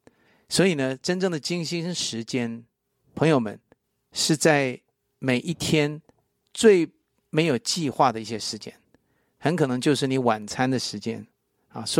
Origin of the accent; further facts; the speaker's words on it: Taipei, Taiwan; now in United States; 我也去了我出生的地方。在台北啊